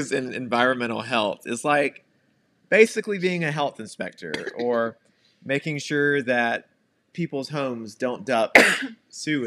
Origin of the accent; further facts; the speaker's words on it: Augusta, Georgia, United States; moved away as an adult; So I was born and raised in Georgia. I lived there for 32 years.